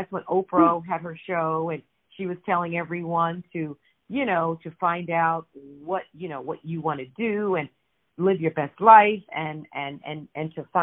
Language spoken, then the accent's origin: English; Brooklyn, New York, United States; I actually grew up in Brooklyn, New York